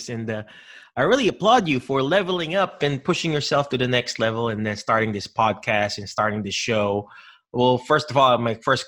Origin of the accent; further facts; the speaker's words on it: Philippines; we grew up in the Philippines